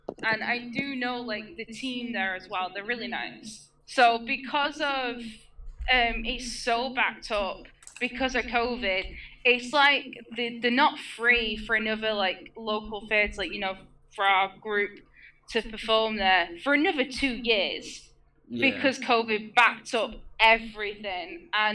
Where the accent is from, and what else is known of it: England, United Kingdom